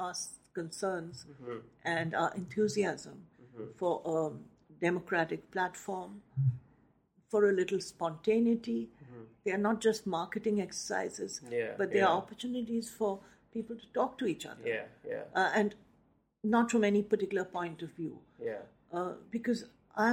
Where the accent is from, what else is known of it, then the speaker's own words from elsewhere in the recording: Nainital, Uttarakhand, India; my hometown of Nainital